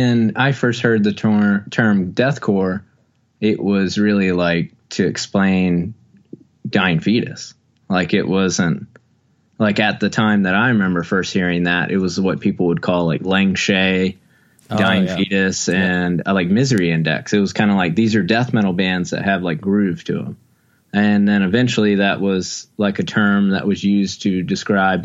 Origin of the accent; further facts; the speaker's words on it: Wilmington, North Carolina, United States; growing up in Wilmington, North Carolina